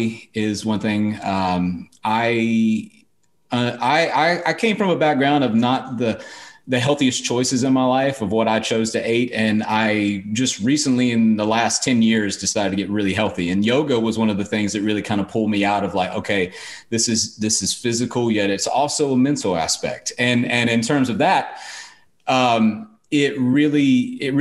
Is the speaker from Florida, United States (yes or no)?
no; North Carolina, United States; now in Austin, United States; before I moved down here to Austin, Texas, I'm originally from North Carolina